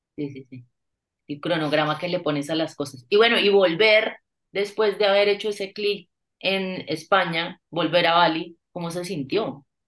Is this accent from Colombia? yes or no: yes; Bucaramanga, Santander, Colombia; now in Bogotá, Colombia; Yo vengo de Bucaramanga